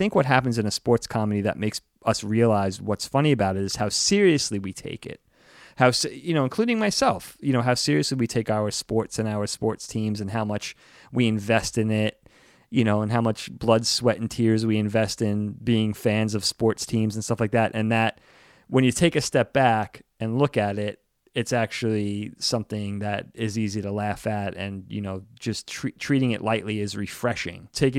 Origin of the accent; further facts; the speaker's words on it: East Coast, United States; Especially growing up on the East Coast, New York, Jersey.